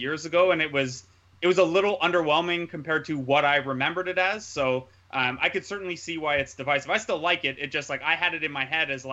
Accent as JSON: {"language": "English", "country": "Canada", "said": "I'm Canadian"}